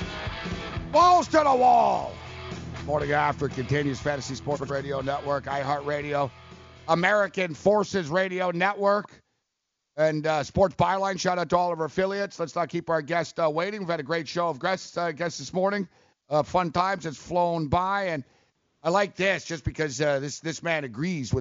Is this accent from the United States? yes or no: no; Montreal, Quebec, Canada; moved away; I grew up in Montreal